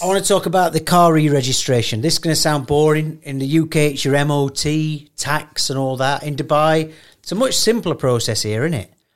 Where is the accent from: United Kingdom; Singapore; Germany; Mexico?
United Kingdom; England; I'm from England